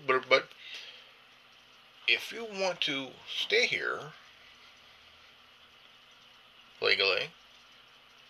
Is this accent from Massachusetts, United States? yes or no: no; California, United States; I'm from California. I live in the United States